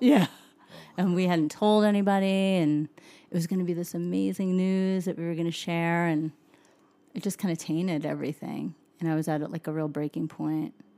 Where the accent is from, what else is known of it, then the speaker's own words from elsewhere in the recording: Suffern, New York, United States; moved away as an adult; also born or lived in Nashville, Tennessee; now in Utah, United States; a little town called Suffren. It's about an hour outside of Manhattan